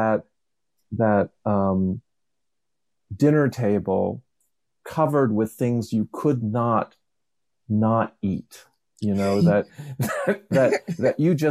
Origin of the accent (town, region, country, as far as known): Levittown, Pennsylvania, United States; born or raised there